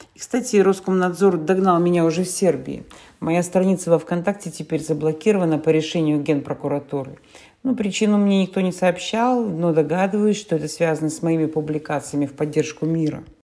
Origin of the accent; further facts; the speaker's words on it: Perm, Perm Krai, Russia; moved away as an adult; в моем родном городе Перми